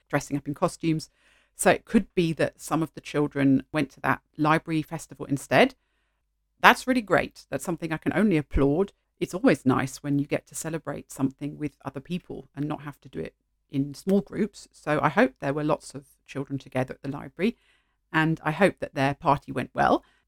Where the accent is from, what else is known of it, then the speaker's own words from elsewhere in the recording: United Kingdom; first language English; moved away as an adult; although I'm English speaking and I grew up in an English speaking country, I didn't celebrate Halloween as a child at all. We had an alternative local festival